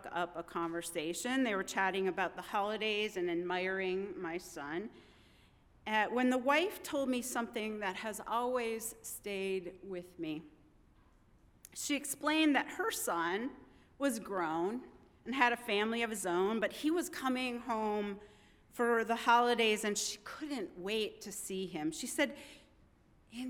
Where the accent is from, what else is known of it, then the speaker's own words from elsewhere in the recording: Midwest, United States; moved away as an adult; also born or lived in Vermont; I'm a Midwesterner born and bred